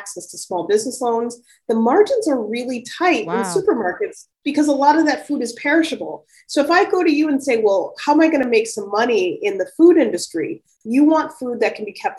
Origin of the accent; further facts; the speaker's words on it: Chicago, Illinois, United States; I'm a child of the 80s, and I grew up in Chicago.